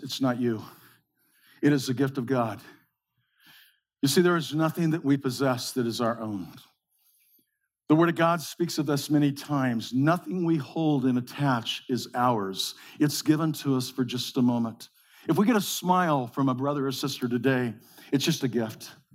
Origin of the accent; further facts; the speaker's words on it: Modesto, California, United States; We grew up in the Central Valley of California, in the breadbasket of the world, in Modesto.